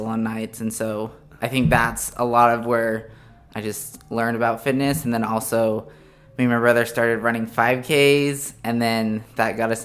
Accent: Bear Lake, Idaho, United States; moved away as an adult; also born or lived in Utah / Uganda / Rwanda; now in Texas, United States; I'm from a small town in Idaho called Bear Lake. Grown up there and, like, another small town for my whole life in southeast Idaho.

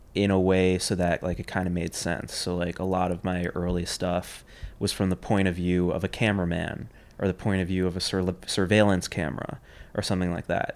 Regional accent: New York City, New York, United States; I grew up in Union Square. Grew up on Sixteenth Street between Fifth and Sixth Avenue

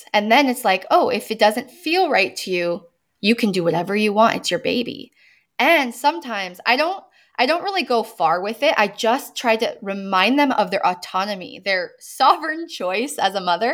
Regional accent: United States; I'm American

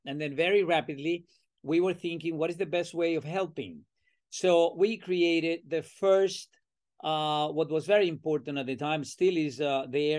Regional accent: Venezuela; accent: Latin American; moved away as an adult; now in United States; I'm originally from Venezuela

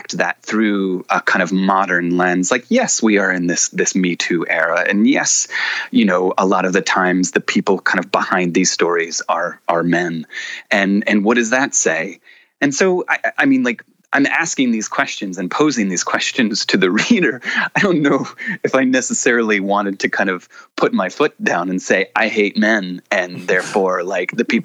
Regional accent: the South, United States; I grew up in the South

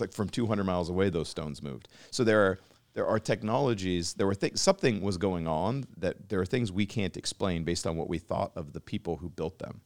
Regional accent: Pacific Northwest, United States; we grew up together in the Pacific Northwest and shared the same childhood

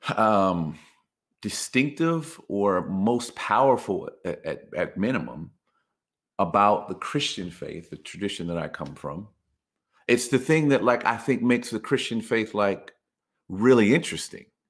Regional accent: United States; us in the United States

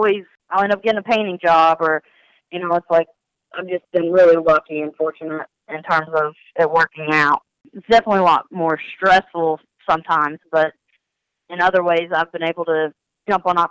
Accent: Ashland, Kentucky, United States; moved away as an adult; also born or lived in Green River Lake, Kentucky; I'm originally from Ashland, Kentucky

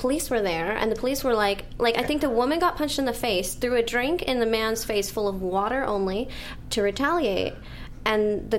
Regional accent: Las Vegas, Nevada, United States; now in Los Angeles, United States; I'm from Las Vegas. That's a relative. Oh. That's my hometown.

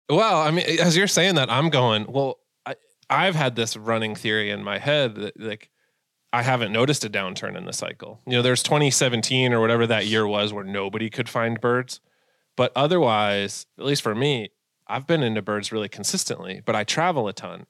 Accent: Massachusetts, United States; moved away as an adult; also born or lived in Milwaukee, Wisconsin; now in Minnesota, United States; I'm from, uh, Massachusetts originally, you know, born and raised out there

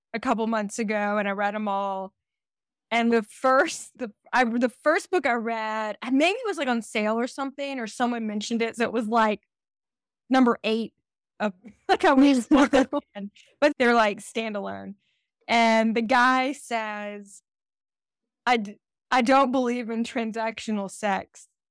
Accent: Georgia, United States; also born or lived in Decatur, Georgia; I'm from Georgia

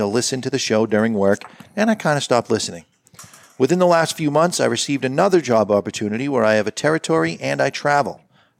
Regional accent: Indianapolis, Indiana, United States; Being born and raised in the Indy area, I had to give you some shit about the Patriots.

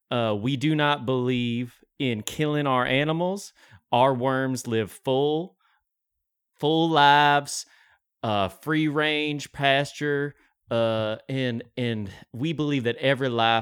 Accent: Jackson, Ohio, United States; I'm from Jackson, Ohio. We got a plot of land, and I got some bamboo trees.

